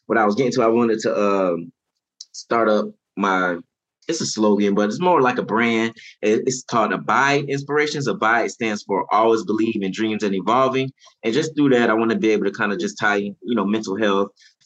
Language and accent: English; Daytona Beach, Florida, United States; now in Lafayette, United States; I'm originally from Daytona Beach, Florida